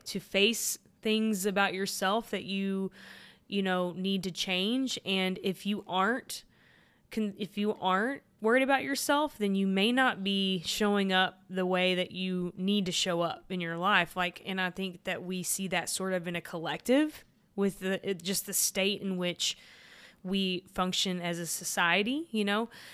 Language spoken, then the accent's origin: English; Texas, United States; I'm from Texas